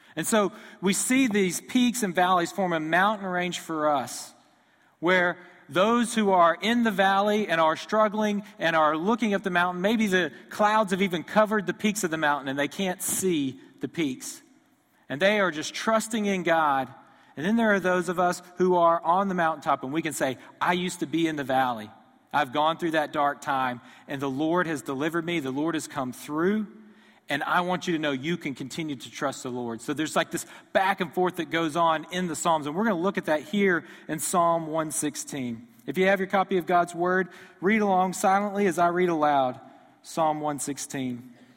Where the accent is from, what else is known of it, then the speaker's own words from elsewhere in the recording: Houston, Texas, United States; moved away; I grew up near Houston, Texas, so I grew up an Astros fan